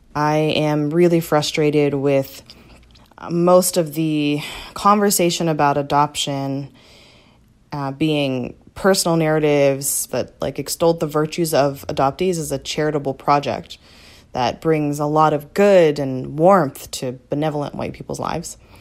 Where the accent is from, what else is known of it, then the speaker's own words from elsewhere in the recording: Chicago, Illinois, United States; also born or lived in Korea; I'm thirty-two years old, and I'm from Chicago.